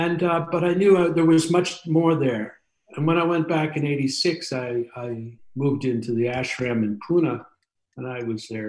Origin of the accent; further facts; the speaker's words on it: England, United Kingdom; also born or lived in Canada; I actually came back to England instead of Canada because I'm also English.